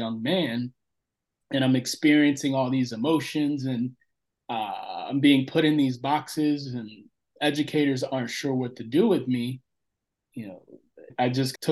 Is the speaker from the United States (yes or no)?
yes; Central Florida, United States; we relocated from Northern Florida to Central Florida. And we grew up in this, at that time, it was a small backwoods redneck town